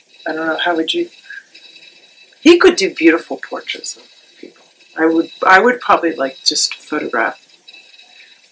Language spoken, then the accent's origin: English; Charleston, South Carolina, United States; moved away as an adult; also born or lived in Nashville / Pittsburgh; I grew up in Charleston